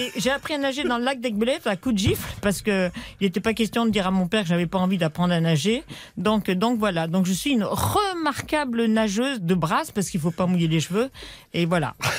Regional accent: Grenoble, Auvergne-Rhône-Alpes, France; also born or lived in Paris / Savoie / Haute-Savoie; j'ai oh. vécu dans le Dauphiné et en Savoie

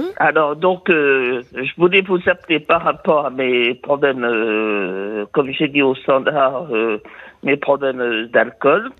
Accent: Vire, Normandy, France; je suis de, je suis né à Vire, de pays de Michel Drucker

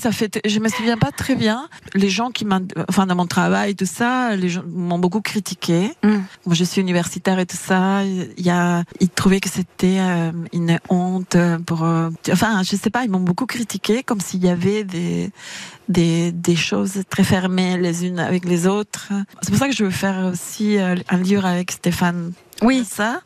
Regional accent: Argentina; French is a second language; now in France

